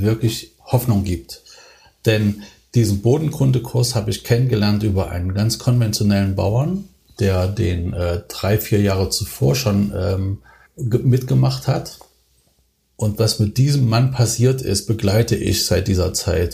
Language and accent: German; Thuringia, Germany; moved away; ich bin ja als Thüringer bin ich in, in, einer, in einem Haushalt aufgewachsen